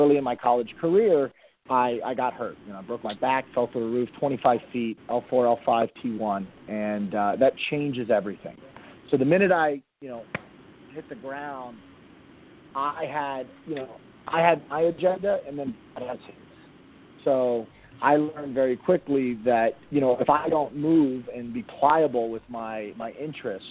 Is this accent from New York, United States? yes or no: no; Miami, Florida, United States; moved away as an adult; also born or lived in North Carolina; now in Northern Virginia, United States; I'm born and raised in Miami